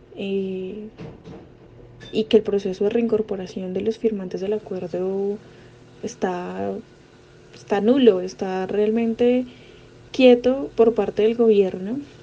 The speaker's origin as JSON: {"language": "Spanish", "country": "Colombia"}